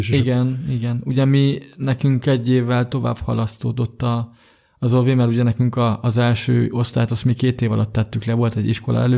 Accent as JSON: {"language": "Hungarian", "region": "Budapest", "country": "Hungary", "tie": "born there", "said": "Hát én ugye 1989. április 28-án születtem, 8 és fél hónapra, hát Budapesten."}